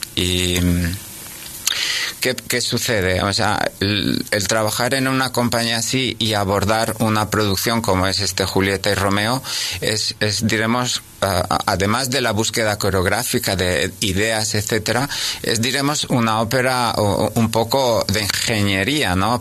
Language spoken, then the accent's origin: Spanish; Sabadell, Catalonia, Spain; moved away as an adult; also born or lived in Cannes / Madrid / Zaragoza / Monte Carlo; donde has estudiado, donde, bueno, has pasado toda tu infancia, porque yo la pasé aquí cerca